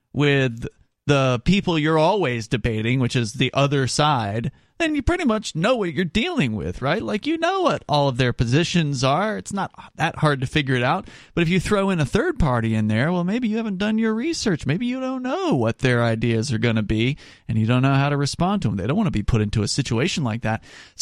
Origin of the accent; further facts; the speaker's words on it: Florida, United States; moved away as an adult; now in New Hampshire, United States; I was in Florida, for the first 26 years of my life